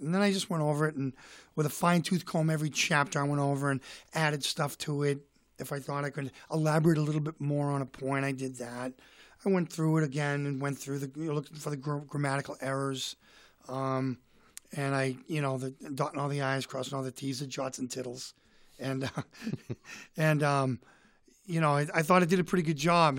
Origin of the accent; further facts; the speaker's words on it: Boston, Massachusetts, United States; I'm from Boston